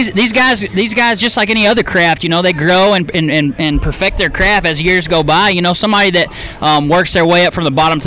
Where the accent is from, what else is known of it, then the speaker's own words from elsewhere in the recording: Dallas, Texas, United States; now in East Texas, United States; I grew up in North Dallas, 635 in Marsh